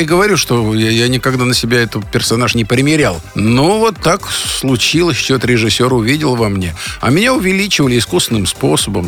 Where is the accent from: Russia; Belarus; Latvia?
Russia; Moscow; Я родился на Арбате, а у меня просто через проходной двор улица Вахтангова